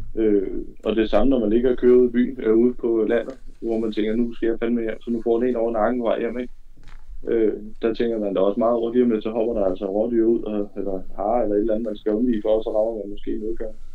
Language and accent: Danish; West Jutland, Central Denmark Region, Denmark; Jeg kommer fra Vestjylland af.